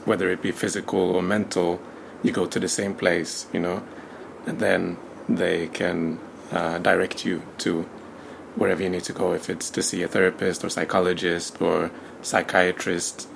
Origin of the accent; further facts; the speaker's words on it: Sweden; I was born in Sweden. I was raised in Sweden uh, by a Swedish mother and a Tanzanian father.